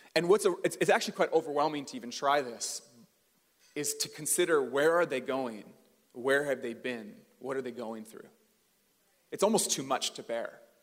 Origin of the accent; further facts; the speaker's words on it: Port Coquitlam, British Columbia, Canada; also born or lived in Port Moody; I grew up in the Tri Cities. I grew up in Port Coquitlam and Port Moody